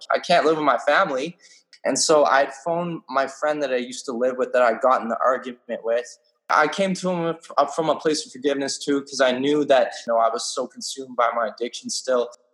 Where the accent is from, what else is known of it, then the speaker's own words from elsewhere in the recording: British Columbia, Canada; I'm from British Columbia, Canada